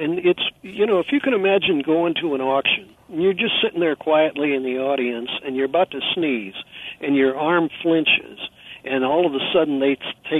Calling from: California, United States; I'm calling you from California

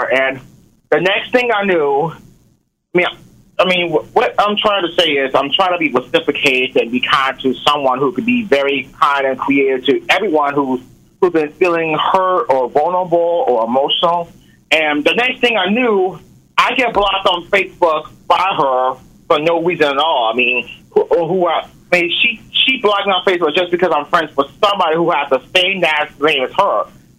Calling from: Portsmouth, Virginia, United States; I'm calling from Portsmouth, Virginia.

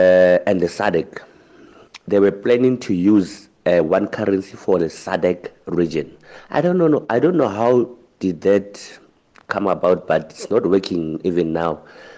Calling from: Virginia, Free State, South Africa; Evening, SAFM. Hi … I'm from Virginia in the Free State.

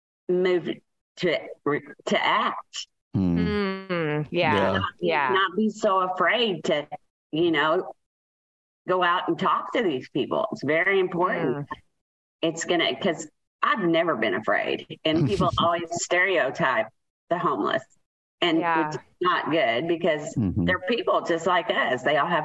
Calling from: Keller, Texas, United States; Keller, Texas.

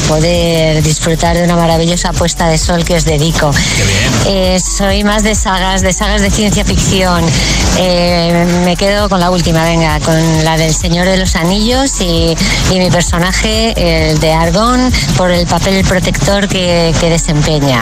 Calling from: Madrid, Community of Madrid, Spain; de Madrid, ahora mismo llamando desde Ibiza

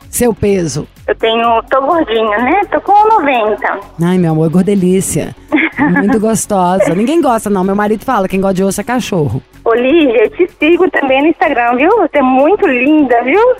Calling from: Praia Grande, São Paulo, Brazil; De onde você fala, Érica? Eu falo da Praia Grande.

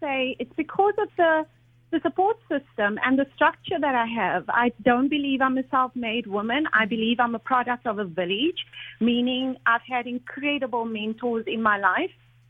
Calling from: Abu Dhabi, United Arab Emirates; I am calling from Abu Dhabi

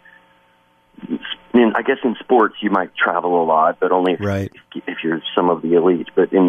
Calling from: Wisconsin, United States; I mean, I'm calling you from Wisconsin right now

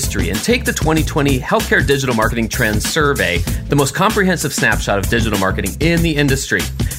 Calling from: Phoenix, Arizona, United States; I'm calling in from Phoenix.

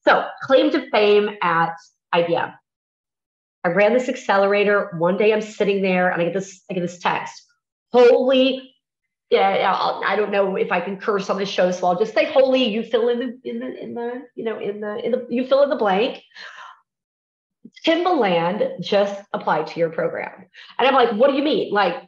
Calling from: Mexico; I'm joining you from Mexico. Normally, I am based out of Texas.

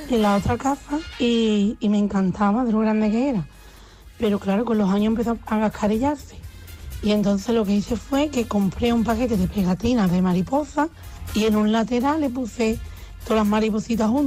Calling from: Valencia, Valencian Community, Spain; yo soy … de Valencia

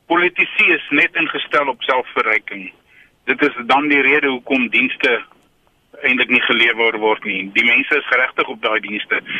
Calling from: Newcastle, KwaZulu-Natal, South Africa; Uh, ek is hier van Newcastle af.

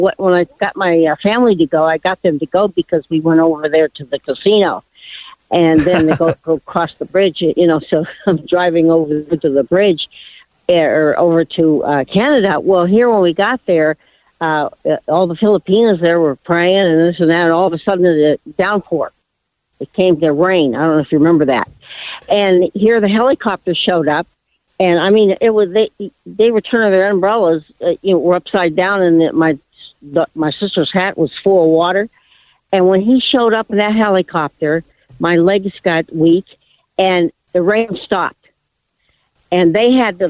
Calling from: Menifee, California, United States; Hi. From Menifee.

